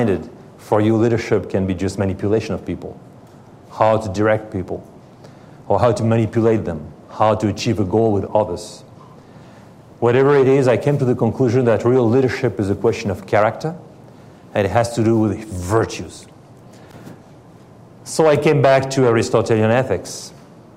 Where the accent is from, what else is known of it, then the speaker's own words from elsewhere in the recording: France; English is a second language; moved away as an adult; also born or lived in Paris, France / Helsinki, Finland; I was born in France from, my grandparents, two of my grandparents are Russian.